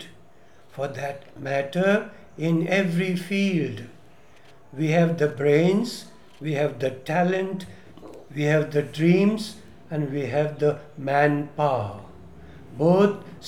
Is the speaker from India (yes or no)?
yes; Kannada-medium schooling, Karnataka, India; English is a second language; I came from Kannada medium and started with A, B, C, D in 7th standard